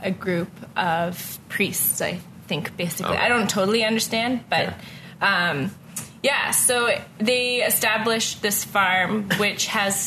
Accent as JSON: {"language": "English", "town": "Ottawa", "region": "Ontario", "country": "Canada", "tie": "born or raised there", "also_born_or_lived": "Kanata / Waupoos Family Farm", "moved": "as an adult", "lives_now": "Halifax, Canada", "said": "I am born and raised in Ottawa."}